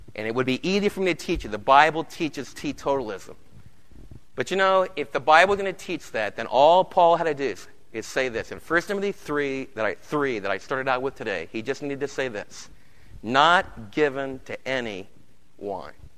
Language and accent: English; New York City, New York, United States; I remember in New York City in the Lower East Side being a little storefront church, and the lady that took care of me when I was a kid, she lived in our home